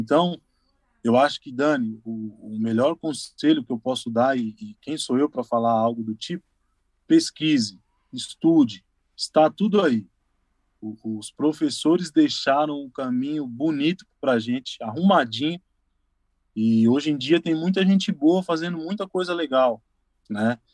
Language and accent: Portuguese; São Paulo, Brazil; eu saí da Zona Leste, lá, lá de São Mateus, estou na Zona Leste ainda